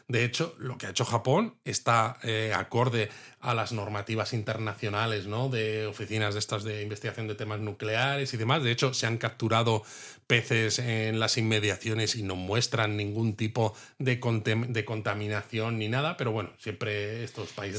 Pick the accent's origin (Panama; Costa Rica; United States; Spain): Spain; a los que somos de España